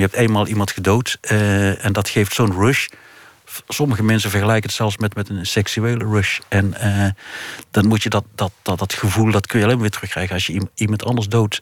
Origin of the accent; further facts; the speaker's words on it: North Brabant, Netherlands; als Brabander